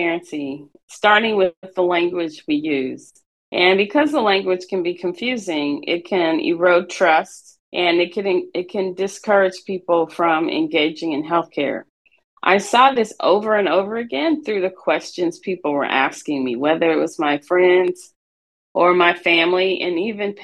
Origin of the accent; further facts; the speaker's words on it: St. Louis, Missouri, United States; I grew up in St. Louis, Missouri, in an underserved community